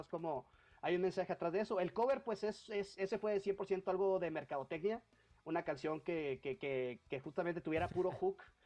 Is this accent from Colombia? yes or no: no; Baja California, Mexico; moved away as an adult; now in Mexico City, Mexico; yo soy de Baja California